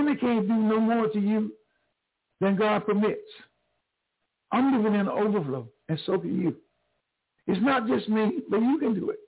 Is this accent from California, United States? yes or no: no; New Bern, North Carolina, United States; also born or lived in Greenville, North Carolina; I'm from North Carolina, but not from Greenville. I'm from Newburn, 45 miles down the road